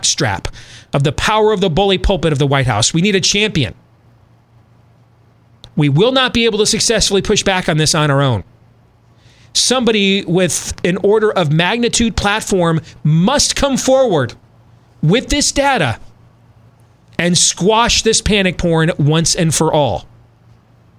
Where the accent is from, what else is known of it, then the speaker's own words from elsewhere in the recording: Iowa, United States; my home state of Iowa